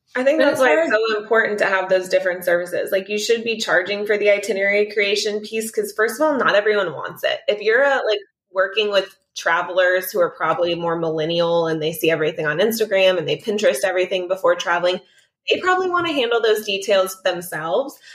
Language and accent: English; South Florida, United States; I'm from Florida and my standard for fish is incredibly high being from South Florida